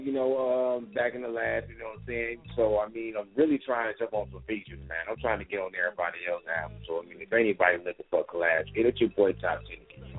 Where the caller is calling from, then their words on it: Saginaw, Michigan, United States; I'm calling from Saginaw, Michigan. Saginaw.